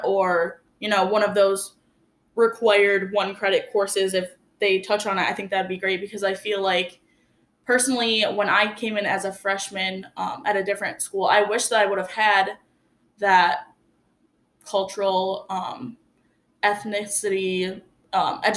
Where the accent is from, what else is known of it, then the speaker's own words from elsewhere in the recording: Wolcott, New York, United States; now in Oswego, United States; I went to school in a small town called North Rose Wolcott, and I graduated with about 80 kids. So I didn't really grow up in a diverse area